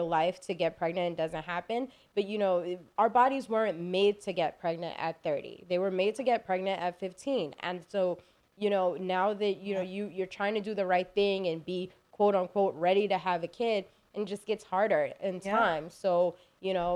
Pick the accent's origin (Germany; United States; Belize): Belize; I'm from Belize. My family's from Belize.